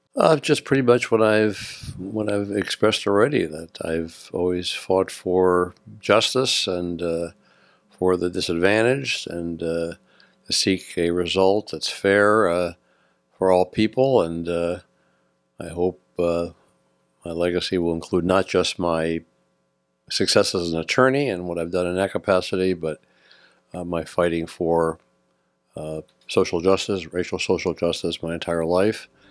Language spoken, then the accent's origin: English; New Jersey, United States; moved away as an adult; also born or lived in upstate New York; now in San Mateo County, United States; I was born and went to school in New Jersey and upstate New York